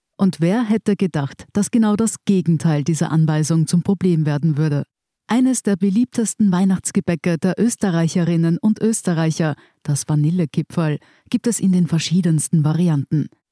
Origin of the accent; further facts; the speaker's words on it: Germany; now in Austria; als Deutscher